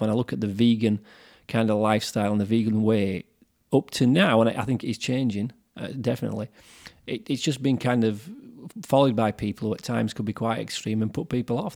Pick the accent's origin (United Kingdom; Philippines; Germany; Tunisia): United Kingdom; Yorkshire and the Humber; we're from Yorkshire, that's why we have a slightly different way of talking to some of the people from London.